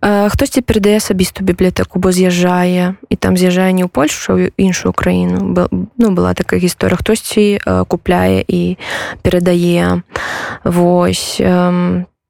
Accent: Belarus; now in Poland; мы беларусы

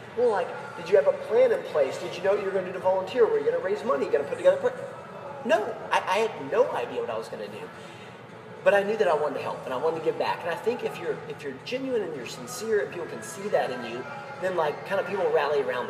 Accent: Atlanta, Georgia, United States; I'm from Atlanta, Georgia

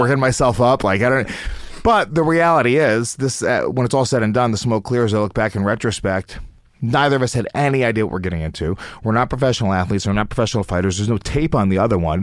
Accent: United States; the Indian kids that I grew up with in America

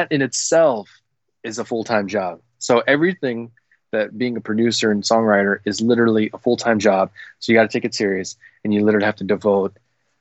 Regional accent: Philippines; I'm a Filipino Asian guy

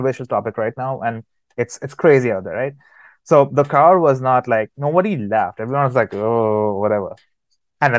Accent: United States; I grew up in America

